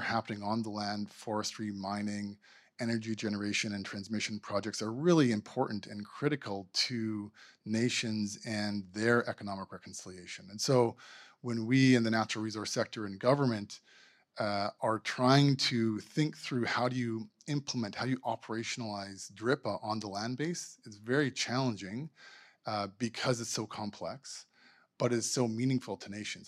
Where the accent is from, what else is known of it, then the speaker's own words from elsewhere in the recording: Manitoba, Canada; moved away as an adult; now in British Columbia, Canada; I'm from Manitoba. My pr-, my parents and family immigrated to Canada maybe a hundred and fifty years ago. I moved here fifteen years ago